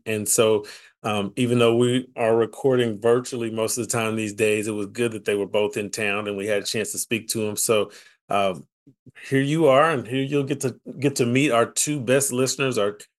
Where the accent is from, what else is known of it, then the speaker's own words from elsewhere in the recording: Paris, Texas, United States; one of my classmates from my hometown, both from my hometown of Paris, Texas.